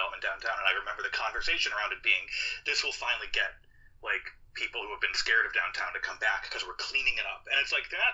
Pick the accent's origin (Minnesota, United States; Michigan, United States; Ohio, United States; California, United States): Minnesota, United States; Minneapolis; now in Brooklyn, United States; I grew up in Minneapolis as the Somali community was growing larger and larger